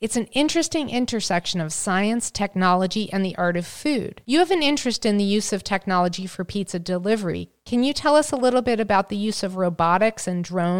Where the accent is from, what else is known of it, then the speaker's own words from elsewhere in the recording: New Jersey, United States; moved away; Well, I was born and raised in New Jersey